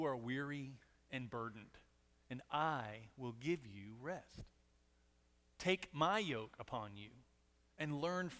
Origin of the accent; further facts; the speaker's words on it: Monahans, Texas, United States; I was born in Monahans, but I'm definitely not country.